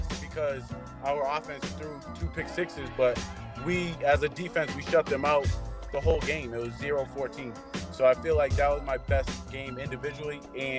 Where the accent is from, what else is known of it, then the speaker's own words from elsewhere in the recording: Wareham, Massachusetts, United States; I'm from a small town in the Cape, Wareham High School.